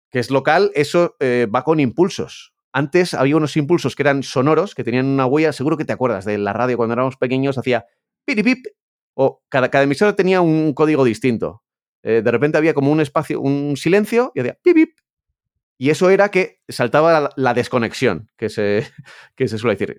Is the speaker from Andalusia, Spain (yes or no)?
no; Pamplona, Navarre, Spain; yo que soy de Pamplona